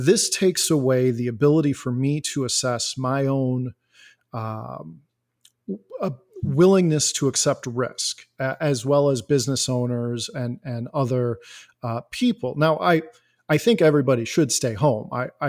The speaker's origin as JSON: {"language": "English", "town": "Elgin", "region": "Illinois", "country": "United States"}